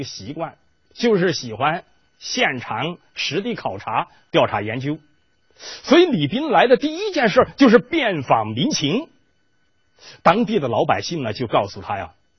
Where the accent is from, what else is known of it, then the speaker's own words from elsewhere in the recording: Chengdu, Sichuan, China; 我们成都人都喜欢吃辣椒，